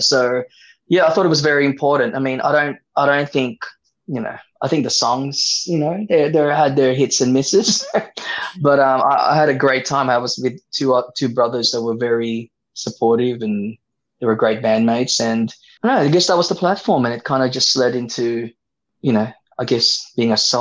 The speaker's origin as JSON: {"language": "English", "town": "Sydney", "region": "New South Wales", "country": "Australia", "tie": "born or raised there", "also_born_or_lived": "Philippines", "said": "I grew up in Sydney"}